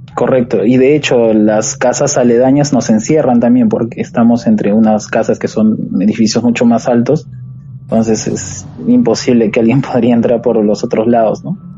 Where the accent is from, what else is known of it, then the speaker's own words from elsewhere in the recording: Huancayo, Junín, Peru; now in Lima, Peru; yo soy de la provincia de Huancayo, departamento de Huancayo, este Junín. Pero ahorita actualmente estoy radicando en la capital, en Lima